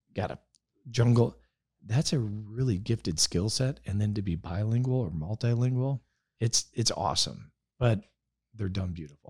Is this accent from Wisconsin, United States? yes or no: yes; Wisconsin, United States; moved away as an adult; now in California, United States; I'm a I'm a Wisconsin guy. I grew up no helmets.